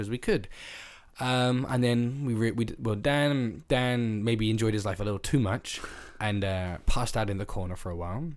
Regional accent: England, United Kingdom; my experience as an English guy is biased

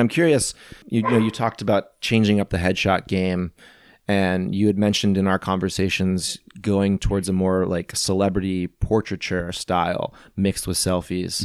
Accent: St. Louis, Missouri, United States; moved away; also born or lived in New England; I'm from Saint Louis

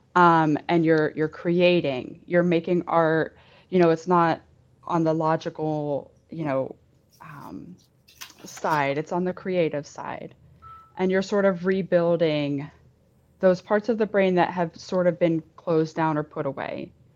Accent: Pittsburgh, Pennsylvania, United States; I'm from Pittsburgh originally

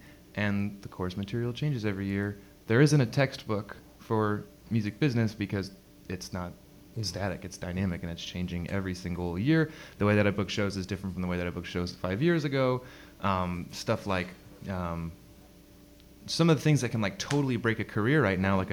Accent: Florida, United States; I grew up in Florida

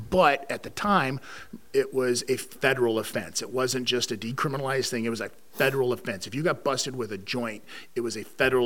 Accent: Las Vegas, Nevada, United States; moved away; also born or lived in Canada; I growing up in Las Vegas, Nevada

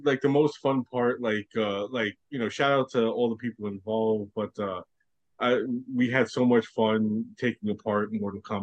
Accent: New York City, New York, United States; I grew up in Brooklyn

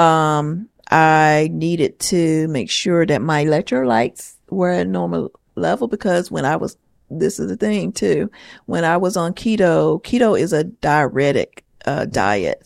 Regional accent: the South, United States; I'm from the South. I grew up on soul

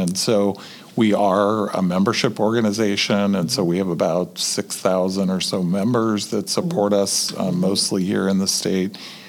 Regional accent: Texas, United States; moved away as an adult; also born or lived in Nebraska / Indiana; now in Indianapolis, United States; I was originally from Texas, but I went to the University of Nebraska to become a historian mm-hmm. and professional historian, and came to Indiana to go to Ball State University.

